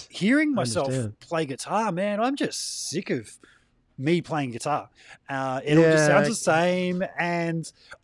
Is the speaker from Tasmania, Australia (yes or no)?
no; Gold Coast, Queensland, Australia; the Gold Coast competition here in my, my hometown